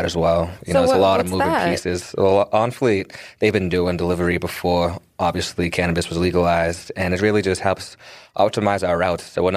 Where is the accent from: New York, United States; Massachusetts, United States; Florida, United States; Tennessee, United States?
Massachusetts, United States; Quincy; I'm from Quincy, in a dispensary right in Quincy, too